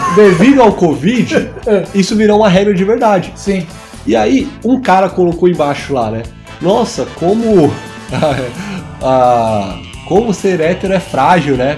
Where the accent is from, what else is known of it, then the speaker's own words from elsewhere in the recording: São Paulo, Brazil; Eu morava, cresci na Zona Sul